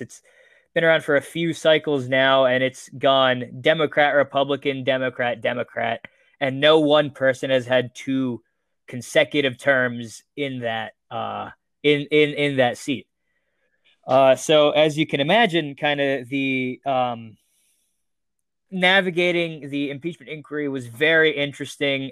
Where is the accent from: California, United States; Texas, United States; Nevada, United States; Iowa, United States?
Nevada, United States; Las Vegas; my hometown, Las Vegas